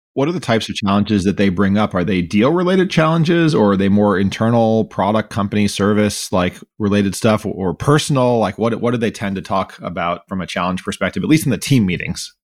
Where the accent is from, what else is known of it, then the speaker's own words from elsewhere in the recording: Miami, Florida, United States; I grew up in Miami, Florida